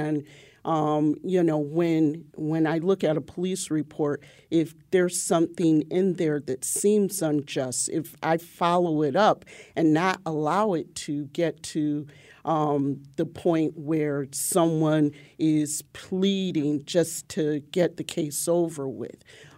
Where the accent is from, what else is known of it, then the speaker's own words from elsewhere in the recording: Waterbury, Connecticut, United States; being from a black community, I'm from the North End or the Long Hill section of Waterbury, where there were very few whites.